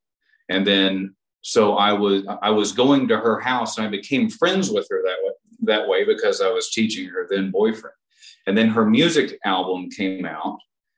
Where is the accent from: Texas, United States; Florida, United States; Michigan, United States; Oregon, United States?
Texas, United States; now in Los Angeles, United States; So I moved to LA from Texas and I got a job working at a music store because I figured I would meet the most musicians that way.